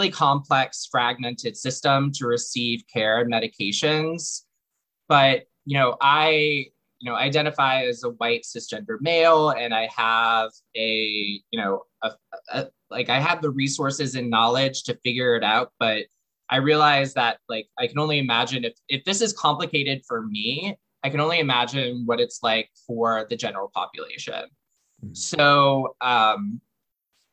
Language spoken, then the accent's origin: English; New Orleans, Louisiana, United States; I'm from New Orleans